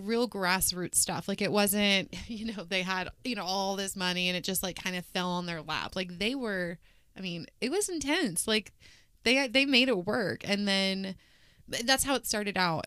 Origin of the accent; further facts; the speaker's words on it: Wichita, Kansas, United States; I was born and raised here in Wichita.